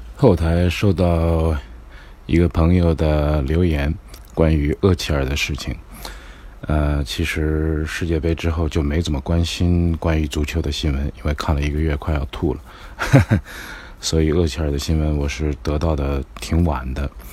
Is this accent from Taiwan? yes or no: no; China; 我们 选择我们是中国人